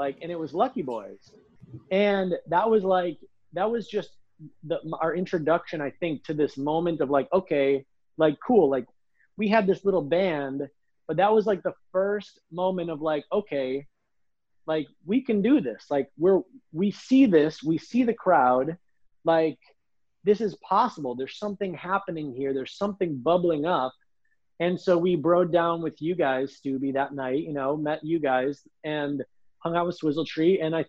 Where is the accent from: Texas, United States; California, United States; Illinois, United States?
Illinois, United States; Lombard; we're from Lombard